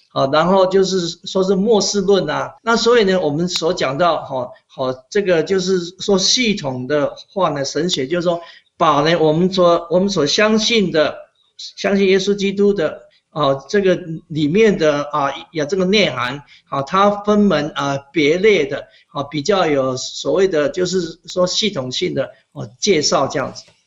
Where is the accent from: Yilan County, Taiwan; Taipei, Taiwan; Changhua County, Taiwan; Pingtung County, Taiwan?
Pingtung County, Taiwan; moved away as an adult; also born or lived in Canada; now in Sugar Land, United States; 我从小在屏东长大的时候，我们家是种田的